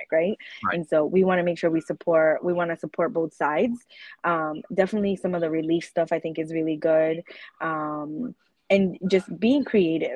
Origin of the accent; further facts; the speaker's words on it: Pawtucket, Rhode Island, United States; I'm from Pawtucket